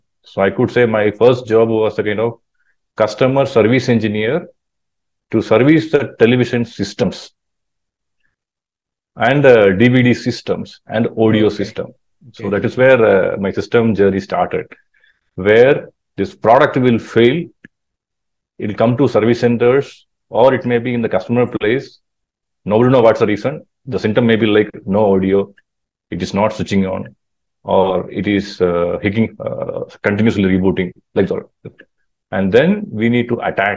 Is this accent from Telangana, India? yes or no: no; Kerala, India; also born or lived in Alleppey / Kottayam; I was born in Kerala. So I think southern part of Kerala